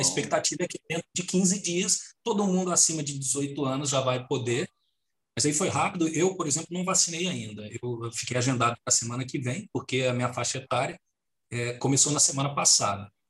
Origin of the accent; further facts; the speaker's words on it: Brazil; now in Portugal; nós somos brasileiros